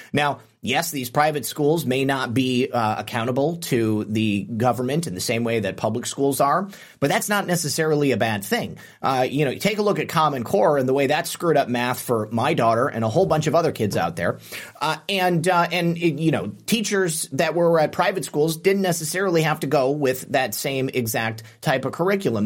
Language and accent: English; United States; I'm an American